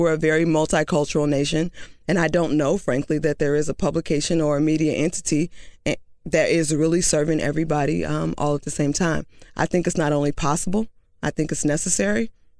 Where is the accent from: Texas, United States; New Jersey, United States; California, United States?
California, United States; Oakland; moved away as an adult; now in Brooklyn, United States; I am in the Bay Area. I'm from Oakland.